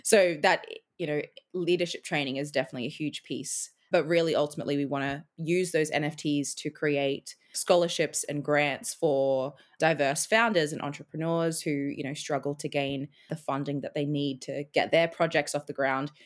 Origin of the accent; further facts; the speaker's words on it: Australia; moved away as an adult; also born or lived in Edinburgh, Scotland; now in Scotland, United Kingdom; I'm now an Australian in Scotland